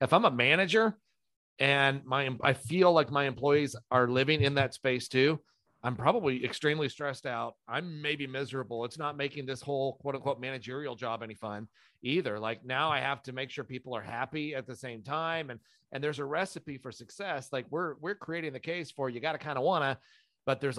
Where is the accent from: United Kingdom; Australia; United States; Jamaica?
United Kingdom; England; I'm I'm a, I'm an English person.